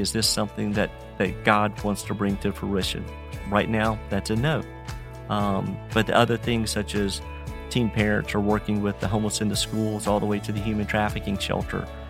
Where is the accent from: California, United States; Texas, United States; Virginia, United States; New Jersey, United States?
Virginia, United States; Roanoke; Farmer, born and raised in Roanoke, Virginia, I've been here fifty-six years